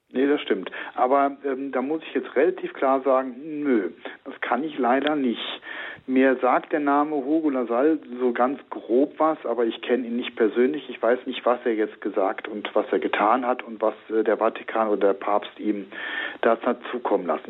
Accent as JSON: {"language": "German", "region": "Rhineland", "country": "Germany", "moved": "yes", "lives_now": "Hopsten, Germany", "said": "also ich bin Rheinländer"}